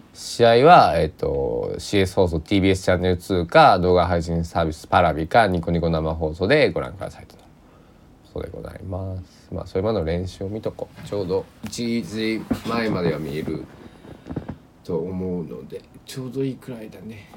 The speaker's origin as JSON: {"language": "Japanese", "town": "Susaki", "region": "Kochi", "country": "Japan", "tie": "born or raised there", "said": "僕の地元の"}